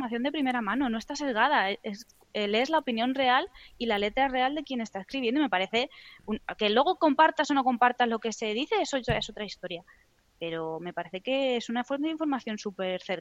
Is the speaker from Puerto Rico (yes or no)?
no; Almagro, Castilla-La Mancha, Spain; now in Madrid, Spain; Yo soy de Almagro.